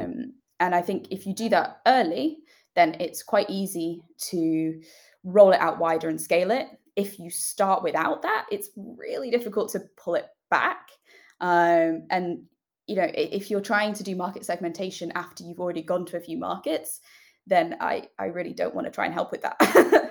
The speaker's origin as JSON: {"language": "English", "country": "United Kingdom", "also_born_or_lived": "United States", "accent": "British", "said": "we are British, as you might be able to tell from my accent"}